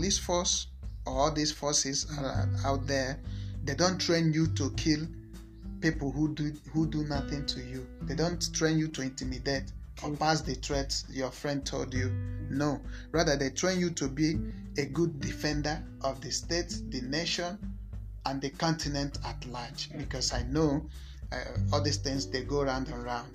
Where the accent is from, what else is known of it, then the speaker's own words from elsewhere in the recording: Nigeria; I'm a Nigerian.